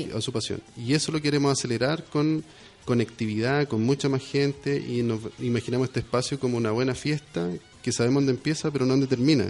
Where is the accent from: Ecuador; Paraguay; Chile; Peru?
Chile; Somos poquitos en, en, Chile